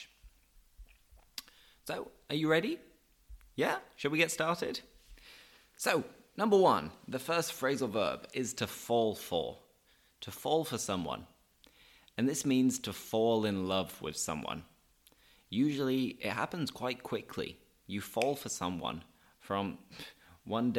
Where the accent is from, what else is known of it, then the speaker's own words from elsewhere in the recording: Leeds, Yorkshire and the Humber, United Kingdom; now in Seville, Spain; I live in Sevilla, I'm from Leeds